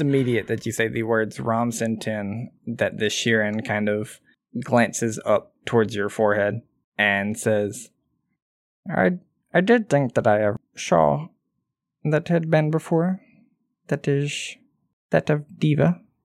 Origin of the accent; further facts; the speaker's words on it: Southern, United States; accent: Southern; That's my Southern accent.